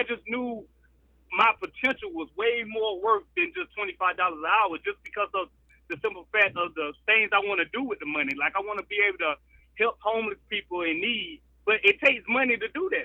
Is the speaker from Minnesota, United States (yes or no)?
no; South Carolina, United States; I've pretty much been born and raised in South Carolina